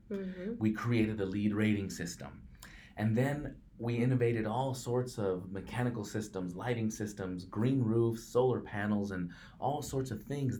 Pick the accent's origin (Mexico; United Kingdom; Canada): Mexico; English is a second language; now in Portland, United States; I am a Mexican-American, first-generation immigrant. English is my second language